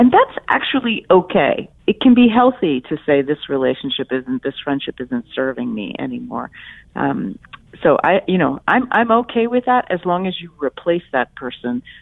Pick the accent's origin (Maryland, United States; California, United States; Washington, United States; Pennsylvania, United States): Pennsylvania, United States; Philadelphia; my hometown of Philadelphia